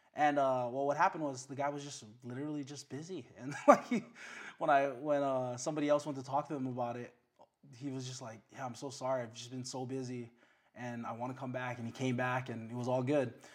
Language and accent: English; Waipahu, Hawaii, United States; also born or lived in Waianae; born in Waianae, grew up in Waipahu